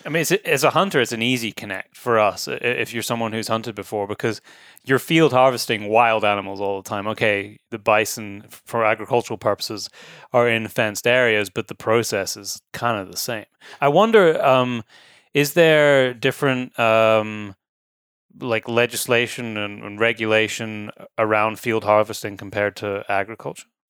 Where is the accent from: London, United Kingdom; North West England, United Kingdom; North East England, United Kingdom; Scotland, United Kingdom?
Scotland, United Kingdom; moved away; also born or lived in Nairn; you've been to my home country